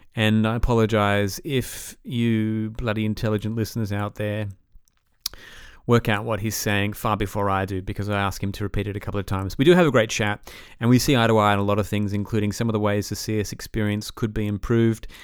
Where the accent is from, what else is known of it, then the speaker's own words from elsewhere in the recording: Australia; also born or lived in Atlanta; growing up in Australia